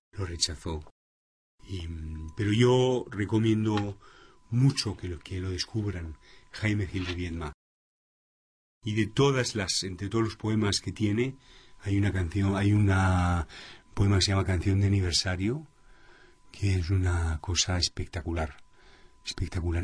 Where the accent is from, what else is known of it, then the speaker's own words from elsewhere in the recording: Madrid, Community of Madrid, Spain; also born or lived in Panama; soy español, o sea, en Madrid